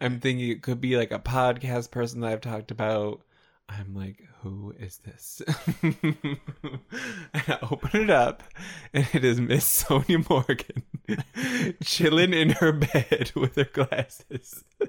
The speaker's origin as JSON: {"language": "English", "country": "Canada", "said": "as a Canadian"}